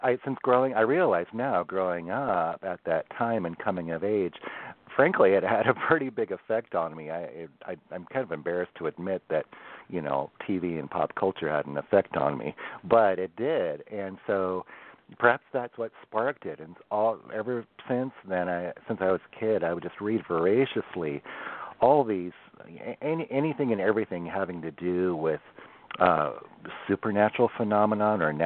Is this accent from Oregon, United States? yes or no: yes; Newport, Oregon, United States; now in Washington, United States; I was born on the coast in Oregon. I was born in Newport